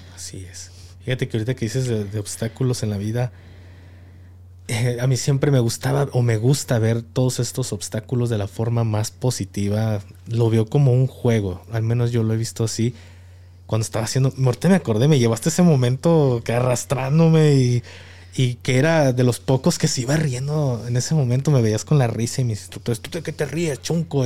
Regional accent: Jalisco, Mexico; moved away; also born or lived in Mexico City; he radicado en, en la Ciudad de México y ah, como, como jalisciense

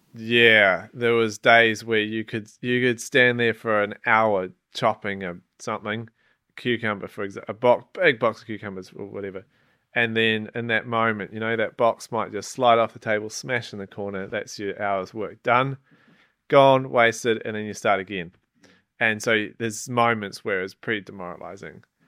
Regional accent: Gorge River, West Coast, New Zealand; moved away as an adult; growing up in New Zealand

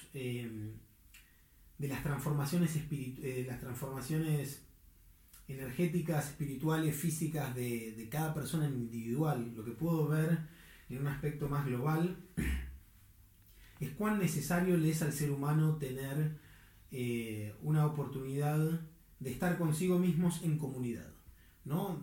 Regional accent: Argentina; en mi propia argentinidad

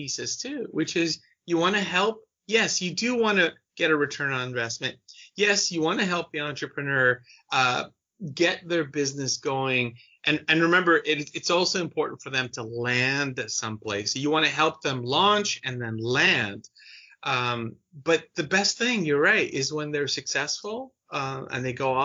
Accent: San Francisco, California, United States; San Francisco

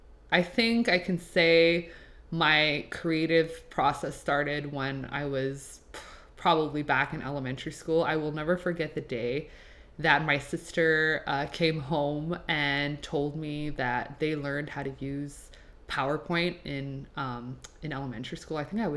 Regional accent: Laval, Quebec, Canada; first language French; English is a second language; now in Montreal, Canada; I was born and raised in Laval. But I do live in Montreal now. And yeah, I am half French Canadian, one quarter Swiss, and one quarter Romanian. Most people will not believe this, but French is my first languag

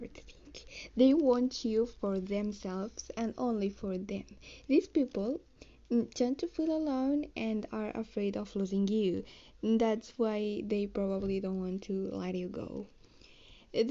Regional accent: Spain; English is a second language; I'm from Spain, so I'm trying to pronounce the best I can, and because I'm not so good in English.

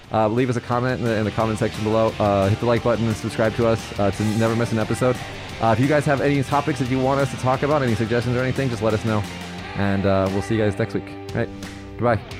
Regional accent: United States; as the American side of this conversation

